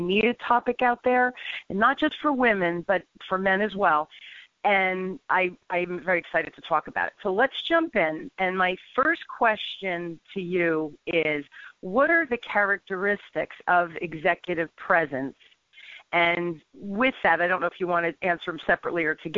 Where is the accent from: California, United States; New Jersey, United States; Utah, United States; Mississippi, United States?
New Jersey, United States; I'm from North Jersey. That's where I grew up